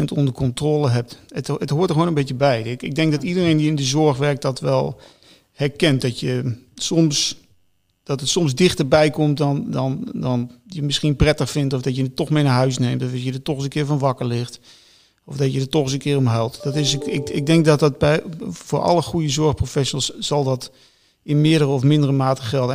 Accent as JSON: {"language": "Dutch", "country": "Netherlands", "said": "ik als Nederlander"}